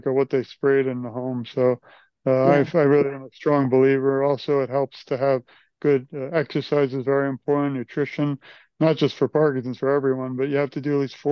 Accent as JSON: {"language": "English", "region": "New York", "country": "United States", "moved": "yes", "lives_now": "Florida, United States", "said": "I'm from New York."}